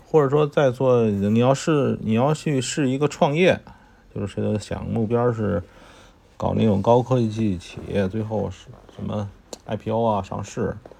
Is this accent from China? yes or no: yes; China; 我们中国人是很多的